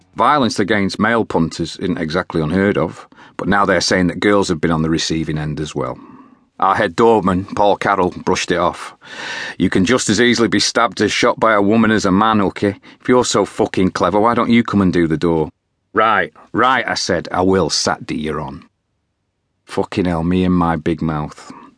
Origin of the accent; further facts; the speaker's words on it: Salford, North West England, United Kingdom; I was born in Oddsall and I grew up there